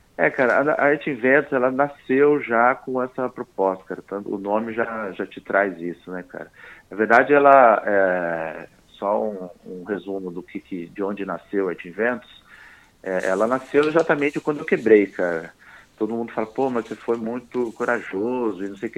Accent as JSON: {"language": "Portuguese", "town": "Poços de Caldas", "region": "Minas Gerais", "country": "Brazil", "also_born_or_lived": "São Paulo / Australia", "moved": "as an adult", "said": "eu sou mineiro, né, de Poços de Caldas"}